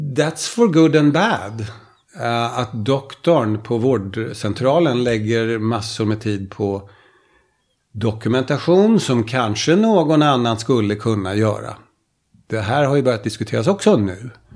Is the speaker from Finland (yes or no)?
yes; Finland; Den kommun jag kommer ifrån i Finland, jag kommer från Finland